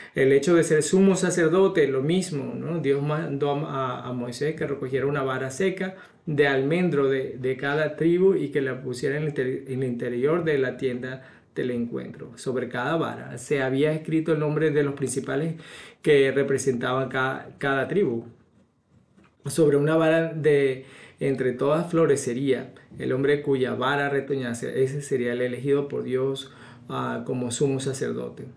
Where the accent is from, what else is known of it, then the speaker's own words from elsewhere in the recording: Barquisimeto, Lara, Venezuela; mi pueblo, en, Venezuela, en Barquisimeto